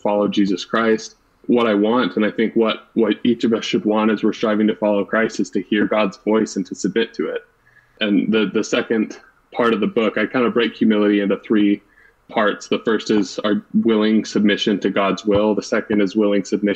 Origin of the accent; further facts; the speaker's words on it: Lindon, Utah, United States; moved away as an adult; also born or lived in Ventura, California; now in Cambridge, United States; I grew up in Linden, Utah and went to Pleasant Grove High School